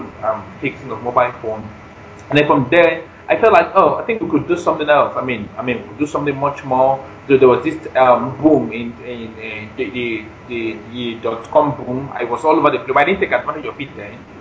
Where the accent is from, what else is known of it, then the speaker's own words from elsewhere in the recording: Nigeria; moved away as an adult; now in United States; I'm in Nigerian, but I stay in the U.S.